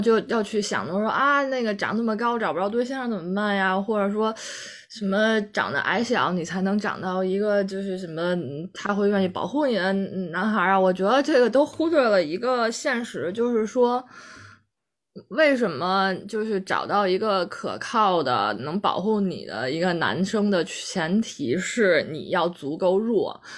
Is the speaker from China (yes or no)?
yes; Central Plains, China; 在我们中原原人的眼里看来